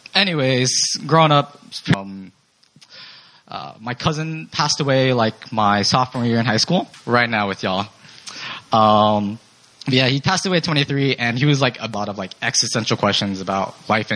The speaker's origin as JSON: {"language": "English", "town": "Seattle", "region": "Washington", "country": "United States", "moved": "as an adult", "said": "I'm from Seattle"}